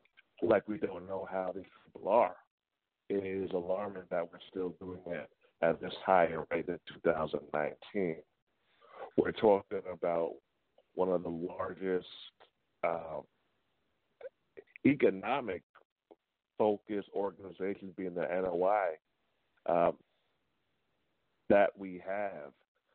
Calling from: New York, United States; I'm calling from New York.

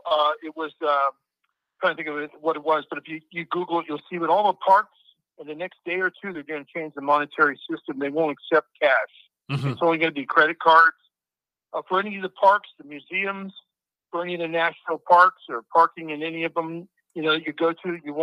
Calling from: Nevada, United States; I'm from Nevada.

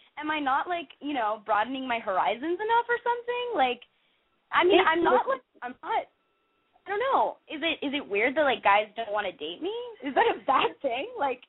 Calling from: Los Angeles, California, United States; I'm calling from Hancock Park, actually.

